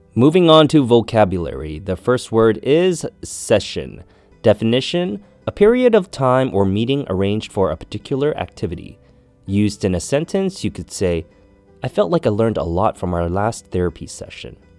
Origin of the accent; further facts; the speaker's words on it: Canada; Growing up in Canada